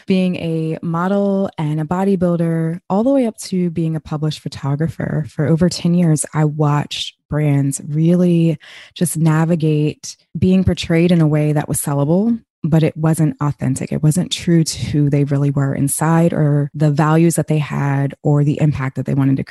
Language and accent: English; United States; born and raised in America